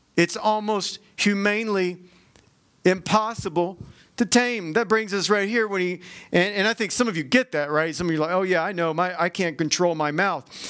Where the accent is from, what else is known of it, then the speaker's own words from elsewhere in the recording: Georgia, United States; I'm from Georgia